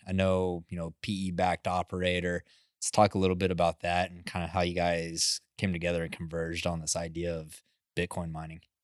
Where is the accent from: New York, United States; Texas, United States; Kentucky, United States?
Texas, United States; West; I grew up in West Texas, like, we have high wind there